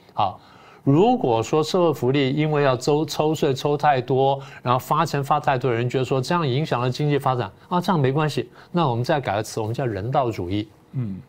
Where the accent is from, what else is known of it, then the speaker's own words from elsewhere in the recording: Taiwan; 作为我们台湾人来说